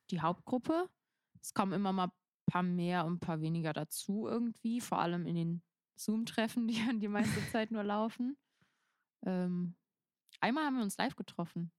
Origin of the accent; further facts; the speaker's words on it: Rhens, Rhineland-Palatinate, Germany; in meinem Heimatdorf äh, irgendwie so ein bisschen aus, halt in Rehens